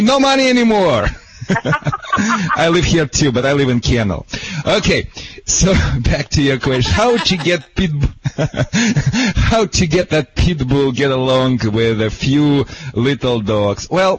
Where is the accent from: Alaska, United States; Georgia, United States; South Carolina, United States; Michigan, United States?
Michigan, United States; now in Newport Beach, United States; I'm from Michigan originally. Where Barack Obama, you know, homeland. You know, I'm right now living in Newport Beach, California.